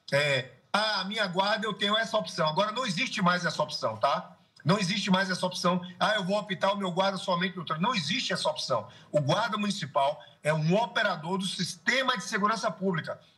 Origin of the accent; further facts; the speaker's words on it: Salvador, Bahia, Brazil; Você é do Rio de Janeiro, eu sou de Salvador